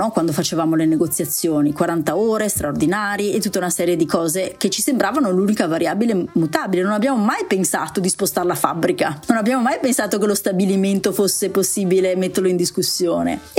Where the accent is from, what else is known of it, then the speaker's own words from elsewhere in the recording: Veneto, Italy; siccome io sono anche... veneta della